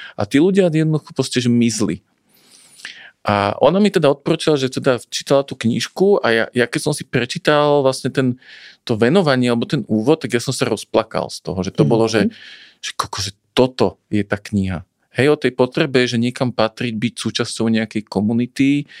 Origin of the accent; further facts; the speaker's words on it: Bratislava, Bratislava Region, Slovakia; moved away as an adult; also born or lived in Banská Štiavnica area village; now in Banská Štiavnica area, Slovakia; Ja som teda rodený Bratislavčan, tu nás v tomto meste som mal kopec vzťahov